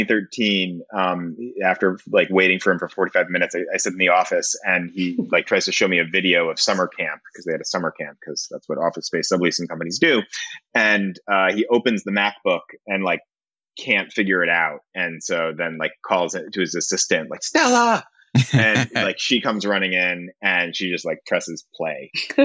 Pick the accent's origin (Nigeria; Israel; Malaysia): Israel; And I'm an Israeli, like I was born in Israel and I'm Jewish.